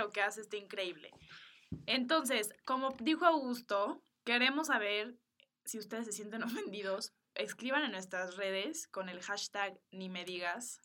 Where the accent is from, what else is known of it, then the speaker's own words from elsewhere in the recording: Mexico; Yo nací en México, mi mamá es boliviana y mi papá es de Estados Unidos